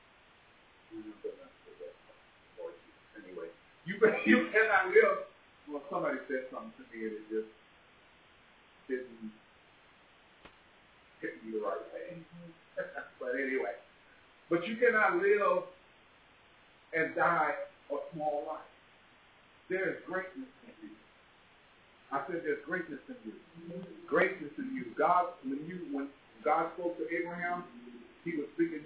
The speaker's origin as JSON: {"language": "English", "town": "Los Angeles", "region": "California", "country": "United States", "tie": "born or raised there", "said": "as a kid growing up in Watts"}